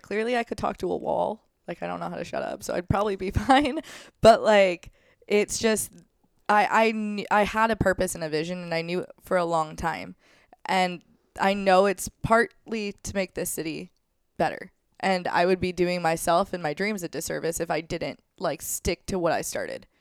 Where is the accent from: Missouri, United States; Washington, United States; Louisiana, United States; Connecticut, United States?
Missouri, United States; St. Louis; I'm from Saint Louis